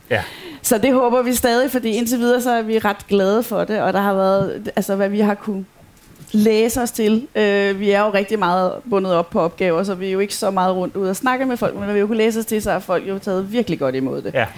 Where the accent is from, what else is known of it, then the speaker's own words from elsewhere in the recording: Copenhagen, Capital Region of Denmark, Denmark; moved away as an adult; now in Aarhus, Denmark; som man jo godt kan høre, så er jeg ikke fra Aarhus. jeg kommer fra København